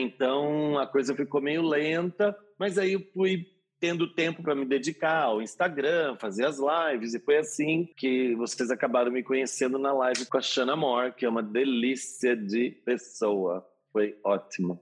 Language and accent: Portuguese; Nova Odessa, São Paulo, Brazil; moved away as an adult; also born or lived in Campinas; now in São Paulo, Brazil; Nascida em Campinas mas cresci em Nova Odessa, então a minha cidade eu digo que é Nova Odessa